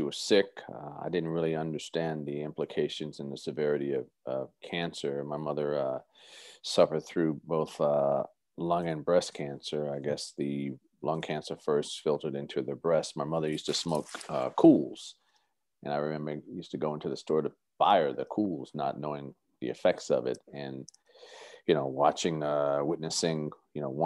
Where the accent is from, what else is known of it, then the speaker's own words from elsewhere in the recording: Scotch Plains, New Jersey, United States; moved away; I'm from a little parochial town called Scotch Plains, New Jersey, which is probably 45 minutes south of Manhattan, New York